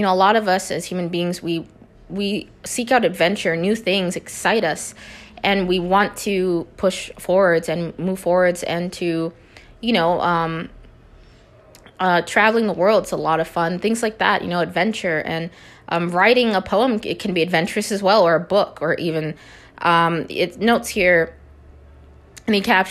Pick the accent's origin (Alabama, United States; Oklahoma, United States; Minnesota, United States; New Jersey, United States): Minnesota, United States; now in Nevada, United States; But I'm originally from Minnesota. I know some of you know that, and I am relocated out to, you know, Nevada.